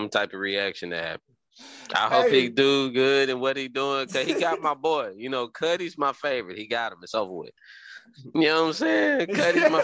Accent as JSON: {"language": "English", "region": "Tennessee", "country": "United States", "said": "I'm from Tennessee"}